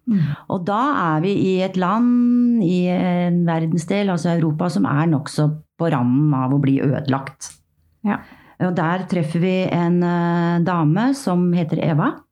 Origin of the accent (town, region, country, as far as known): Oslo, Norway